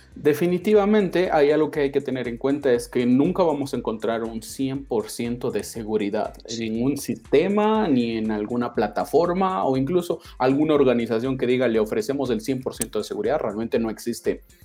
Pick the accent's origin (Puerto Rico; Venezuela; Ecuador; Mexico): Ecuador; moved away as an adult; also born or lived in Argentina; yo nací en Ecuador, soy ecuatoriano